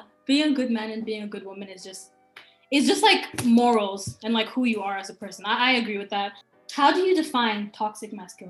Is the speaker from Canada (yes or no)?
no; Cameroon; Where I'm from, I'm Cameroonian.